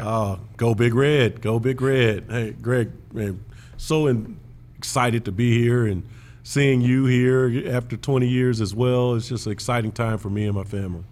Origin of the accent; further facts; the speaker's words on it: Big Ten country, Midwest, United States; I grew up in Big Ten country